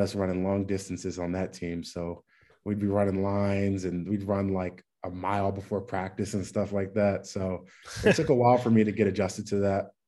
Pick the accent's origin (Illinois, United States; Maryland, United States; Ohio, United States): Maryland, United States; Bowie; I'm from Bowie, Maryland, so DMV area, just like you said. Uh, lived there pretty much my whole life.